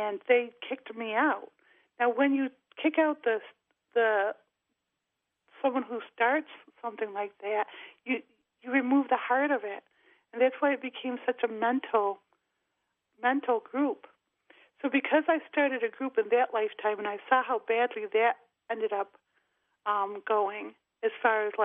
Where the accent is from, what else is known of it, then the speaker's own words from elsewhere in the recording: Rochester, New York, United States; my hometown, Rochester, New York